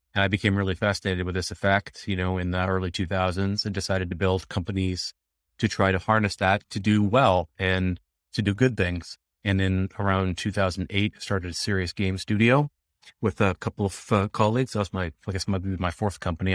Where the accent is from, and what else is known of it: Vancouver, British Columbia, Canada; born or raised there; also born or lived in Jamaica